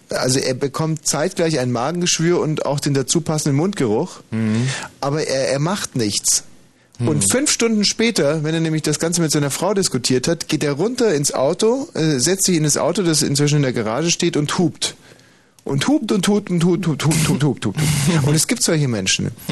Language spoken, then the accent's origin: German; Heilbronn, Baden-Württemberg, Germany; Ja, wir kommen aus Heilbronn.